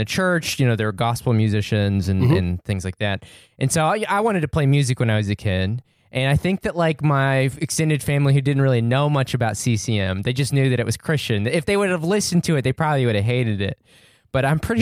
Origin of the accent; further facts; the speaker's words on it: southeastern New Mexico, United States; where I grew up. And to be fair, it's not the prettiest place in New Mexico